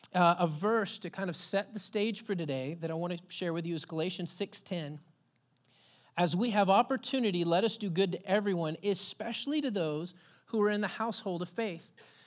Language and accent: English; Texas, United States; now in Pacific Northwest, United States; I come from a rich Southern heritage. I was born and raised in Texas. My dad grew up in Pine Ridge, Mississippi, which he always says is an old Indian term for land of the redneck. And my mom's from Athens, Georgia.